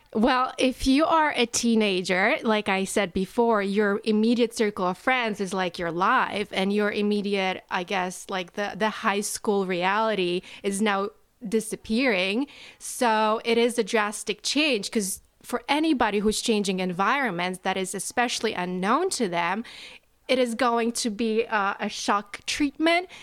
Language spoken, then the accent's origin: English; Poland; moved away as an adult; now in New Jersey, United States; I am originally from Poland. And now I live in New Jersey.